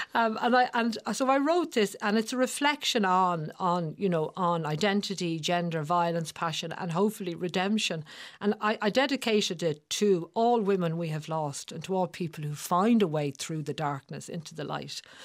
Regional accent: Dublin, Leinster, Ireland

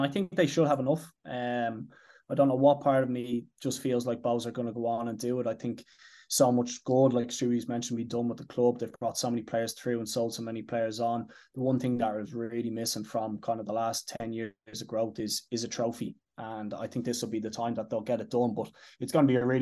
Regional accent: Dublin, Leinster, Ireland; I'm Casanock. My dad is Cabra

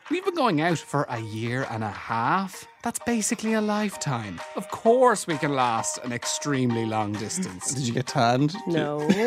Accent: Ireland; Besides, emigrating to the US is a natural decision for me. It's in my DNA, not just as an Irish person, but as an ….

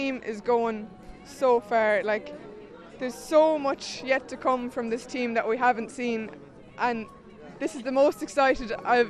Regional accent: Ireland; I'm from Caron and Achill.

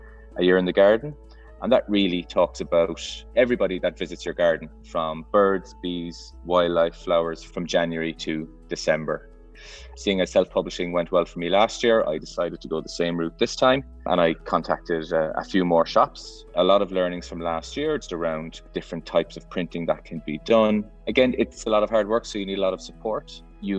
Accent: Cork, Munster, Ireland; I'm from Cork City

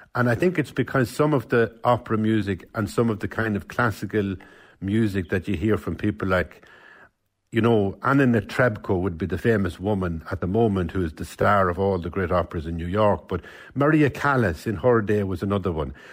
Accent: Cavan, Ulster, Ireland; I'm from Cavan Town

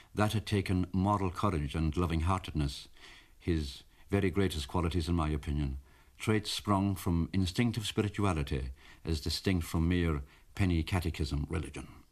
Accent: Kerry, Munster, Ireland; I'm from Kerry

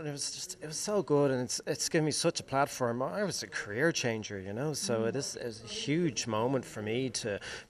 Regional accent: Bray, Leinster, Ireland; moved away; I'm from Bray originally, a townie, you know, and I'm a blowin' everywhere I go.

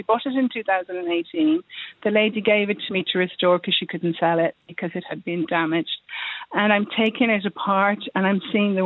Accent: Dublin, Leinster, Ireland; moved away as an adult; also born or lived in Kinsale; now in Dunmanway, Ireland; I'm originally from Dublin, so I moved to West Cork about over a year ago

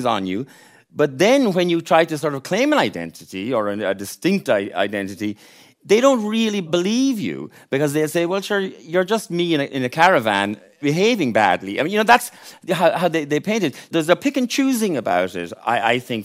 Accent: Ballinrobe, Connacht, Ireland; now in Dublin, Ireland; I'm from Ballinrobe County, Mayo.

